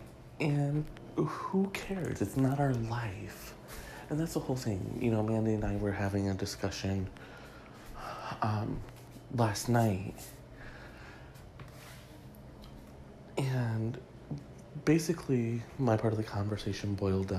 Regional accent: Michigan, United States; Michigan, my home state

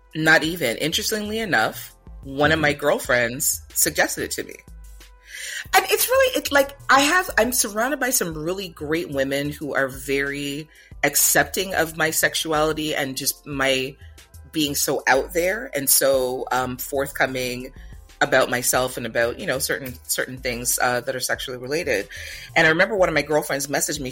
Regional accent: Jamaica; where am I from and I say Jamaica

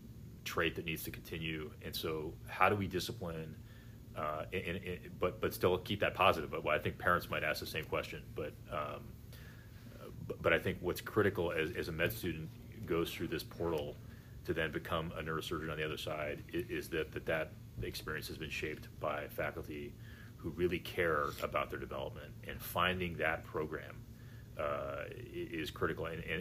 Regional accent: Missouri, United States; also born or lived in England / Virginia; I'm actually from England originally. My family was stationed there in the military, and we made a stop in Virginia for a few years before my father was stationed in central Missouri, and that's where really I grew up.

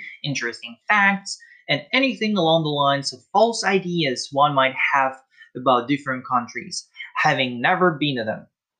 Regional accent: Russia; I'm from Russia.

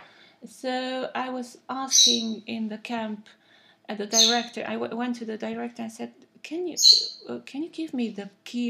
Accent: Cluj-Napoca, Cluj County, Romania; first language Romanian; English is a second language; moved away as an adult; now in Netherlands; I'm coming from Cluj, Napoca in Romania

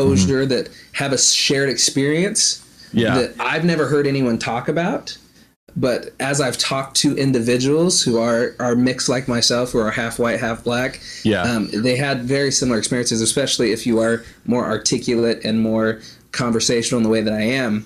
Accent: Olympia, Washington, United States; moved away as an adult; now in Florida, United States; We're from Olympia, Washington, which is about an hour south of Seattle.

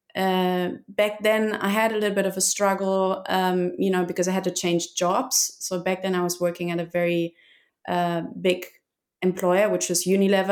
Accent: Germany; moved away as an adult; now in Seville, Spain; it's just always been me, sort of like far away from Germany, still connected to Germany, but still um, enjoying a lot more the life abroad than really in my home country

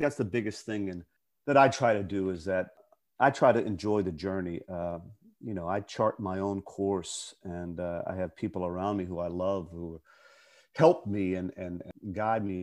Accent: Pittsburgh, Pennsylvania, United States; moved away; It's my hometown

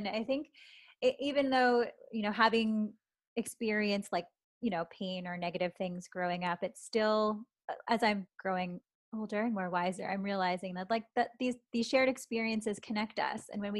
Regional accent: Canada; despite me like growing up mostly Canadian, I do feel this like stronger connection and pull to the Filipino part of me.

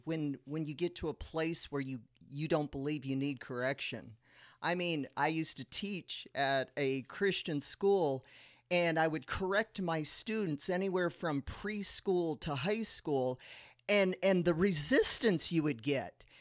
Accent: South Dakota, United States; now in Las Vegas, United States; We're from South Dakota, so we are quite used to snow

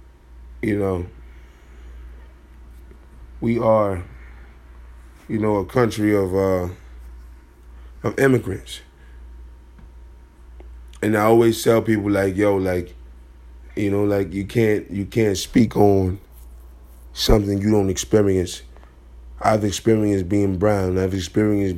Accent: Chicago, Illinois, United States; I'm from Chicago

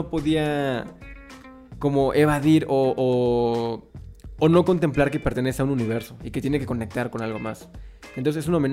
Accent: Mexico; nosotros como mexicanos

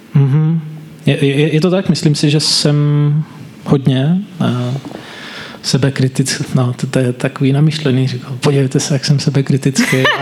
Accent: Brno, South Moravian Region, Czechia; Já jsem z Brna, nikdy jsem z Brna nebyl víc než na dva týdny v kuse

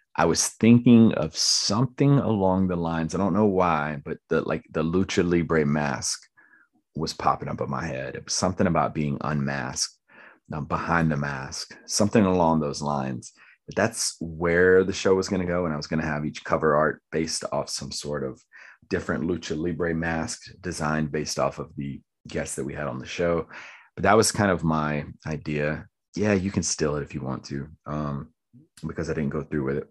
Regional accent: Lumberton, United States; someone that I grew up with in Lumberton.

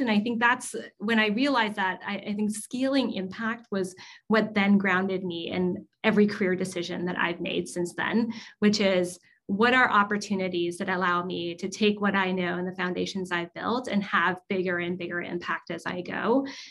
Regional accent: Southern California, United States; I grew up in Southern California, and I grew up a lot around a lot of Asian Americans

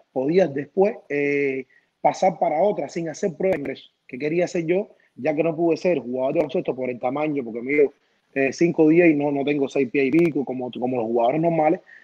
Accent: Cuba; now in United States; Me encantó nacer en Cuba, la de, soy cubano 100%, la niñez que tuve en Cuba no la cambio

